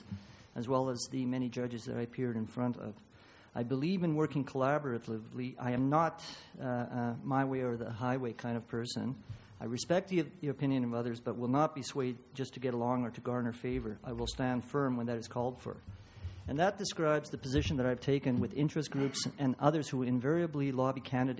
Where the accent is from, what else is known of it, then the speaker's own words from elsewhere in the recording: Lethbridge, Alberta, Canada; also born or lived in Yugoslavia; I was born in Yugoslavia. I arrived in Lethbridge with my parents on July 1, 1957. I received all of my schooling here